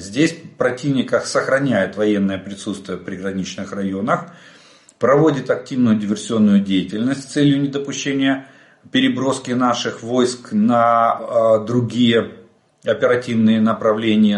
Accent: Ukraine; мы из Украины

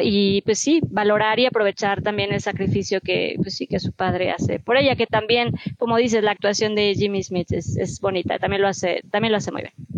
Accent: Mexico; como mexicanos

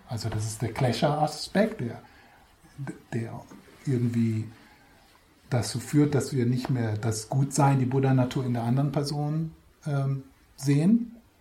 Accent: Switzerland; Wir sind sowieso schon als Schweizer

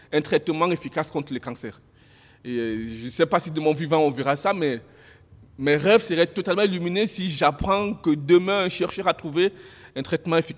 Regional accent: Nantes, Pays de la Loire, France; à l'époque, moi je venais de Nantes

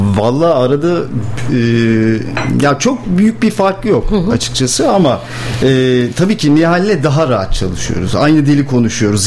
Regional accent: Ankara, Turkey; moved away as an adult; also born or lived in Rize; now in Bursa, Turkey; aslen Rizeliyim. Çamlıyım Çinliyim. Ama doğma büyüme Ankaralıyım.

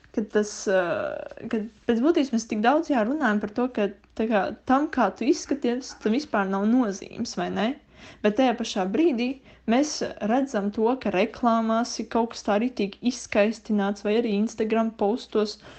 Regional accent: Liepāja, Kurzeme, Latvia; es esmu no Liepājas.

